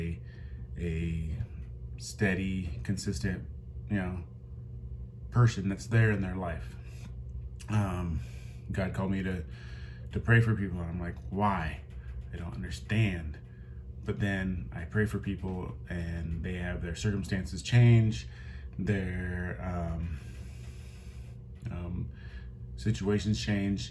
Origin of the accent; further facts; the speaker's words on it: Midwest, United States; I grew up in the Midwest.